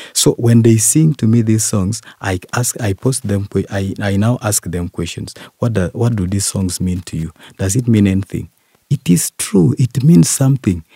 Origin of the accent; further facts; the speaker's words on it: Bukwa, Eastern Region, Uganda; from Bukwa sub